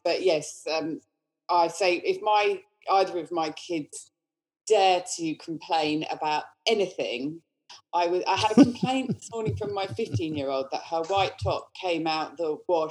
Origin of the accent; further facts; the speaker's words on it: England, United Kingdom; now in Australia; Yes, that's right. I'm English.